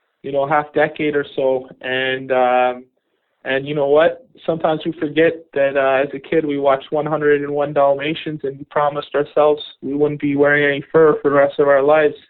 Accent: just outside Toronto, Ontario, Canada; I grew up just outside Toronto

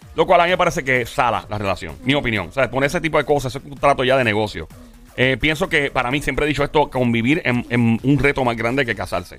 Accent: Puerto Rico

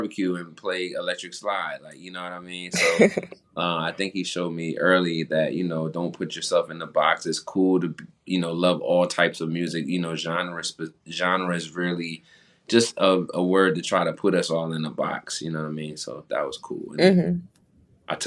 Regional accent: New Jersey, United States; moved away as an adult; also born or lived in Philadelphia, Pennsylvania; growing up in Jersey, I played music all through school

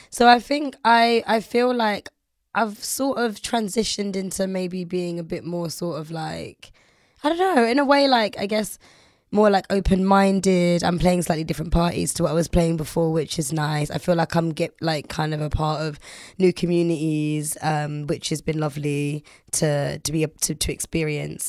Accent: London, United Kingdom; I'm from London and I'm black, but I'm also, like, Caribbean

